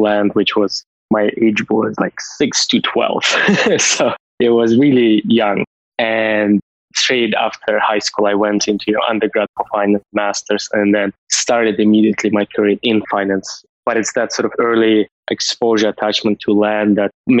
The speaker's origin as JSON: {"language": "English", "country": "Russia", "tie": "born or raised there", "also_born_or_lived": "United States", "moved": "as an adult", "lives_now": "Canada", "said": "I was born and raised in Soviet Union"}